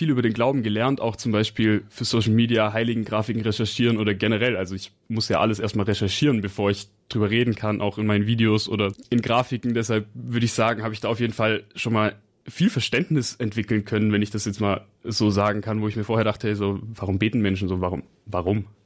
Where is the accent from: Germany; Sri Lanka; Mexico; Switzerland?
Germany; Berlin; born there; Ich komme ursprünglich aus Berlin, bin aber schon hier in der Nähe aufgewachsen